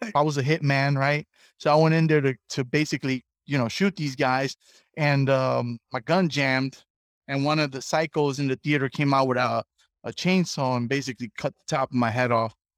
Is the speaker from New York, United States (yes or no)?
yes; New York City, New York, United States; I grew up in the South Bronx